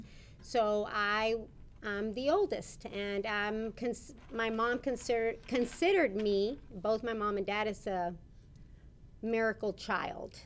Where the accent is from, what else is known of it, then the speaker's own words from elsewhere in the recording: Rio Grande City, Texas, United States; also born or lived in McAllen, Texas; I was raised in Rio Grande City, Texas